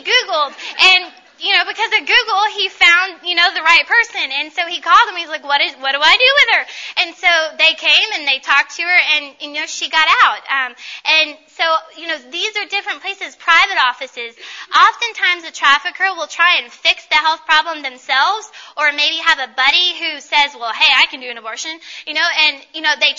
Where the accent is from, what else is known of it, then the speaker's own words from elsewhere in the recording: Paducah, Kentucky, United States; I know where I'm from. I'm from Paducah, Kentucky.